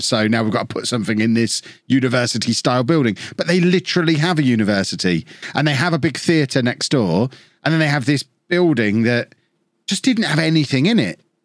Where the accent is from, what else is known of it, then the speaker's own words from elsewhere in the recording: Peterborough, East of England, United Kingdom; I grew up in Peterborough